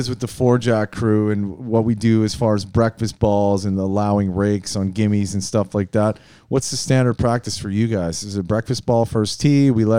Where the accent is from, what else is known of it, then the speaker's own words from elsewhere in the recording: Brandon, Manitoba, Canada; I grew up in Brandon, Manitoba, yeah. Not too far down the street from Winnipeg